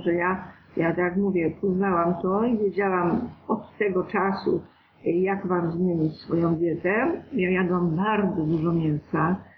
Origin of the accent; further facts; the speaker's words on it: Greater Poland, Poland; ja jestem z Wielkopolski